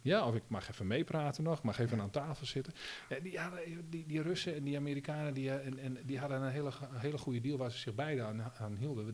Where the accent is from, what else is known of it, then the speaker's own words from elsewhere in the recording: Netherlands; Als Nederlander